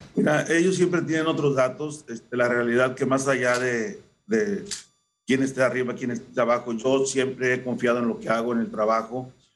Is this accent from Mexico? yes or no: yes; Xicoténcatl, Tamaulipas, Mexico; born or raised there